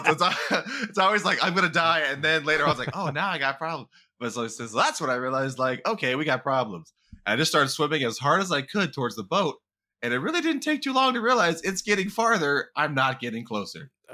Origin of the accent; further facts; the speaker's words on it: California, United States; accent: California; we're men from California